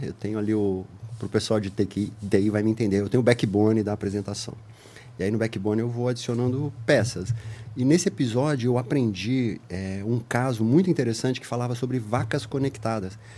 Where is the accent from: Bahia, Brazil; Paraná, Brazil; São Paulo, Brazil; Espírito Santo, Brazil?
São Paulo, Brazil; Ribeirão Preto; eu sou de Ribeirão Preto, do interior aqui de São Paulo, e, é, nascido lá em Ribeirão e tudo mais